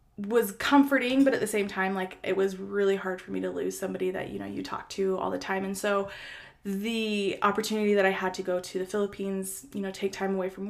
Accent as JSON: {"language": "English", "region": "Minnesota", "country": "United States", "tie": "born or raised there", "said": "me and my brothers, we just had a really great childhood in Minnesota growing up there"}